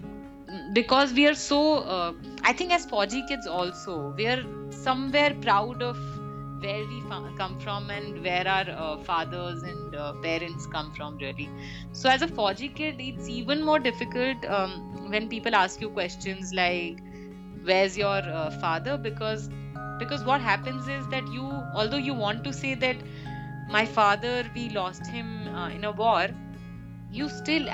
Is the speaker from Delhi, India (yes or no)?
yes; Delhi, India; also born or lived in Cardiff, Wales; Delhi was like Delhi, as we all know. I've spent most of my childhood there